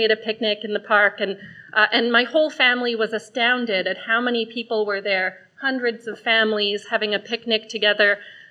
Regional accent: Vancouver, British Columbia, Canada; I grew up in Caresdale on Vancouver's West Side. It was lively. There were kids playing kick the can on the streets. It was great. I'm raising my family in Grandview Woodlands now, and similarly vibrant and diverse

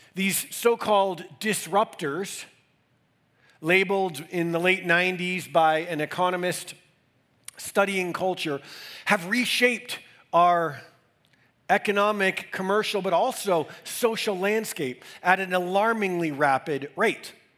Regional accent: Northeast, United States; now in Denver, United States; growing up in the Northeast in the 80s and 90s in major cities

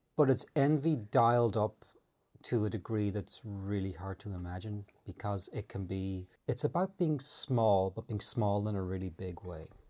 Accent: Ireland; moved away as an adult; I grew up in the Great Depression, because in the nineteen eighties, for Irish people, it kinda was

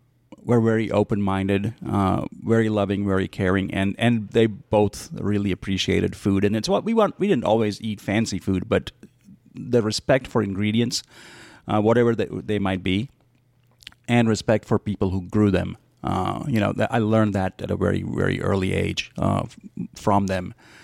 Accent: United States; But I mean, it's a very personal story, right? I mean, it's a book about me growing up as you know, as an American and as a chef, learning how to do both at the same time.

